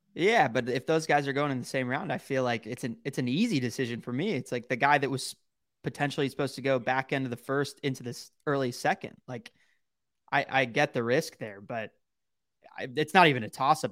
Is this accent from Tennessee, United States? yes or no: no; Dallas, Texas, United States; I'm from Dallas originally, but I went to the University of Texas